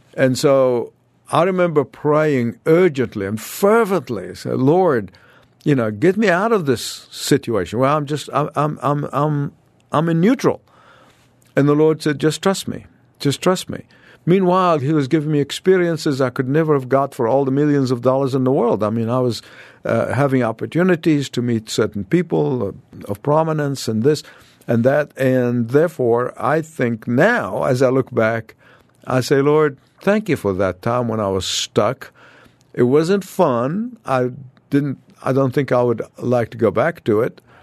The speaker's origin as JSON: {"language": "English", "country": "Egypt", "moved": "as an adult", "said": "I escaped from Egypt like Moses."}